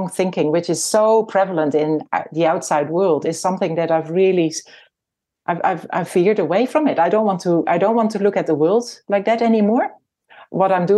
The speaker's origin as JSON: {"language": "English", "country": "Netherlands", "tie": "born or raised there", "also_born_or_lived": "Nelson, New Zealand", "moved": "as an adult", "lives_now": "New Zealand", "said": "I was born in the Netherlands and my husband and I came to New Zealand in 1995"}